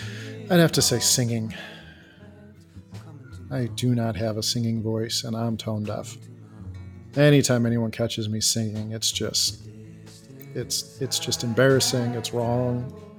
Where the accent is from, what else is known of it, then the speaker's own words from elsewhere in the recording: Elgin, Illinois, United States; I am from Elgin, Illinois.